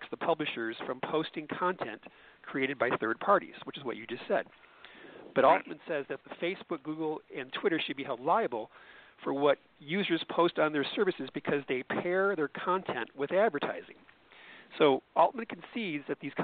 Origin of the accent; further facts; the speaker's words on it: Detroit, Michigan, United States; moved away; my hometown